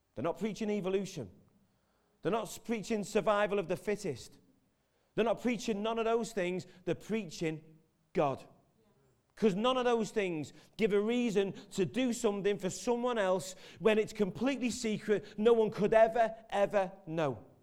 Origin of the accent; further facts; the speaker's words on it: Merseyside, North West England, United Kingdom; I'm from Merseyside